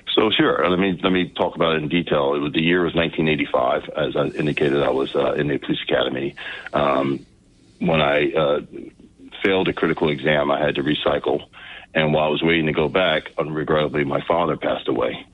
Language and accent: English; New Jersey, United States; also born or lived in Newark, New Jersey / Vineland, New Jersey / Galloway Township, New Jersey; I was born in North Jersey. I lived in a couple other areas of the state.